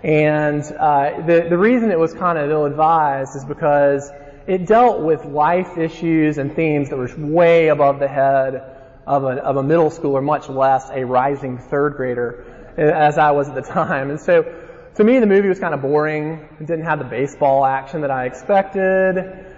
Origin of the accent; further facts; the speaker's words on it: Alabama, United States; if you haven't figured out that I'm from Alabama based on my accent